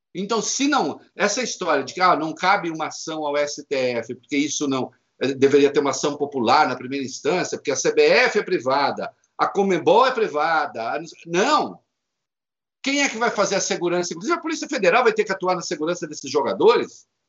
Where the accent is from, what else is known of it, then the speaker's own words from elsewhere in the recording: Brazil; moved away; como se diz na minha terra, lá em Dois Corvos, no interior